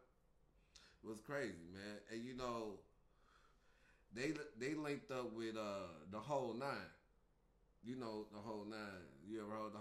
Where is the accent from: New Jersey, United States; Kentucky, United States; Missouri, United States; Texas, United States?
Missouri, United States; St. Louis; I was from St. Louis